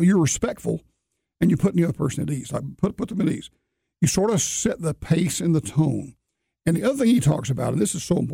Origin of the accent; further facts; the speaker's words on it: Alabama, United States; moved away; I grew up in Alabama